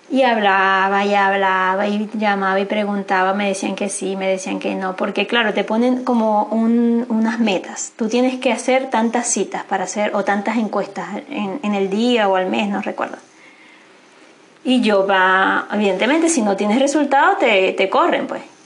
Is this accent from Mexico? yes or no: no; Venezuela; moved away as an adult; Si volvería a Venezuela, quizás volvería, eh, evidentemente voy a volver en algún minuto, pero no sé si es para volver a vivir allá